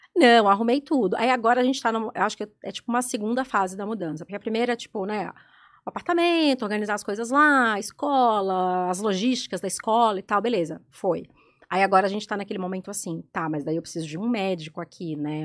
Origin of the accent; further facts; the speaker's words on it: Belo Horizonte, Minas Gerais, Brazil; moved away as an adult; now in São Paulo, Brazil; eu sou de BH